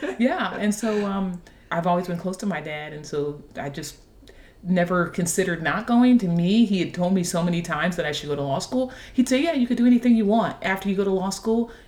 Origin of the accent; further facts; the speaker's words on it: Dayton, Ohio, United States; moved away as an adult; also born or lived in Washington, D.C.; now in Nashville, United States; I grew up in Dayton, Ohio